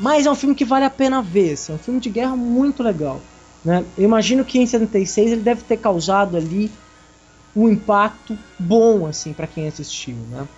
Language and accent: Portuguese; Brazil; Somos brasileiros